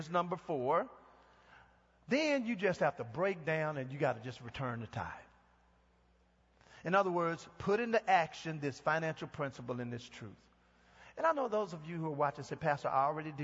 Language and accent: English; Texas, United States; moved away; I'm from Texas, and we use the phrase Mama Dem